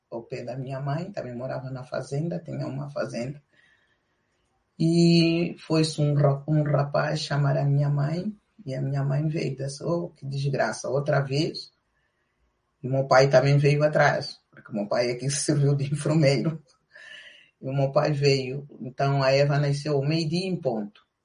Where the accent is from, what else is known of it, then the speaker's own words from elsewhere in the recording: Lobito, Benguela, Angola; moved away as an adult; also born or lived in Canhara; now in Portugal; E com a guerra viemos para o Lubito, a terra onde nasci, eu sou natural do Lubito